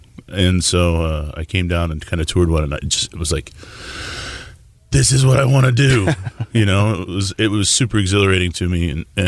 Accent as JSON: {"language": "English", "town": "Tulsa", "region": "Oklahoma", "country": "United States", "tie": "born or raised there", "also_born_or_lived": "Nebraska", "moved": "yes", "lives_now": "Houston, United States", "said": "I grew up in Tulsa. Born in Nebraska and grew up in Tulsa."}